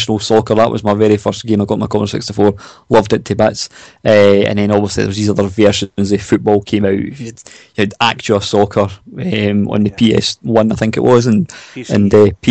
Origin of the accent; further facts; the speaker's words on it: Scotland, United Kingdom; I'm Scottish